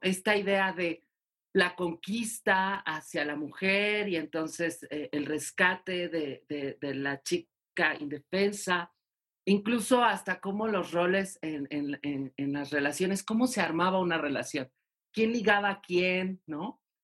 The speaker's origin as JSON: {"language": "Spanish", "region": "Mexico City", "country": "Mexico", "said": "soy de Ciudad de México"}